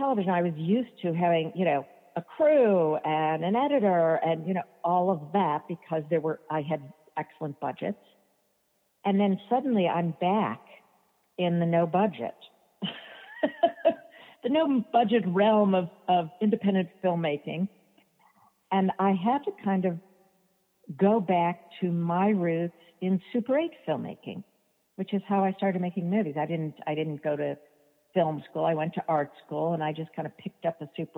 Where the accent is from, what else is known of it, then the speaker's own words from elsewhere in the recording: New York City, New York, United States; I grew up in New York City